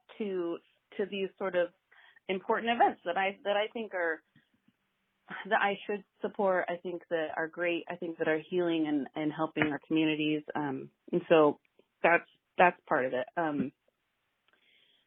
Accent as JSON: {"language": "English", "town": "Pendleton", "region": "Oregon", "country": "United States", "tie": "born or raised there", "lives_now": "Corvallis, United States", "said": "my hometown mill"}